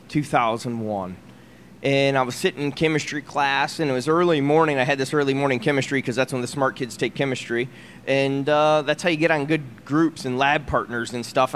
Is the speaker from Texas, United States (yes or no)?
no; Iowa, United States; moved away as an adult; also born or lived in Europe / Italy; now in Dallas, United States; Where I grew up in Iowa was a city of 120,000 folks